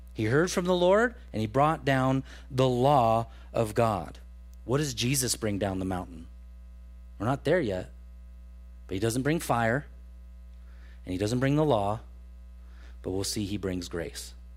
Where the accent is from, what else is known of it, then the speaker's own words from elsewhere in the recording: Truckee, California, United States; growing up in Truckee, California